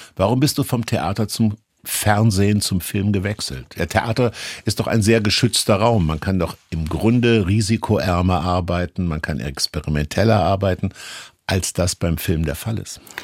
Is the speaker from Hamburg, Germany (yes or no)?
no; Kassel, Hesse, Germany; ich stamme auch aus Kassel